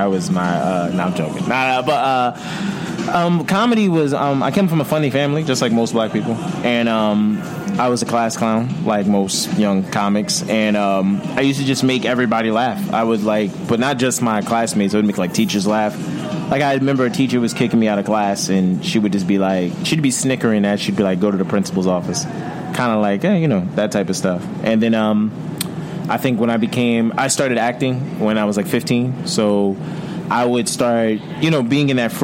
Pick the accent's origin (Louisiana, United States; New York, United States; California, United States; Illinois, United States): New York, United States; Yonkers; I'm from Yonkers, New York